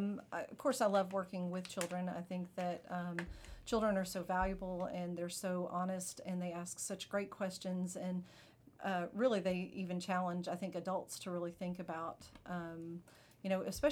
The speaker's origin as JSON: {"language": "English", "region": "Kentucky", "country": "United States", "moved": "yes", "said": "So I'm originally from Kentucky. So if you hear that in my voice, then there you go."}